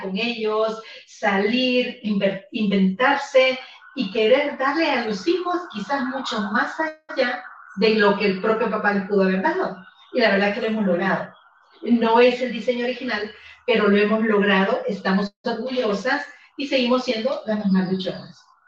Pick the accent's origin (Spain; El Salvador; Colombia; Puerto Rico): El Salvador; now in Guatemala; yo soy salvadoreña eh, y vivo en Guatemala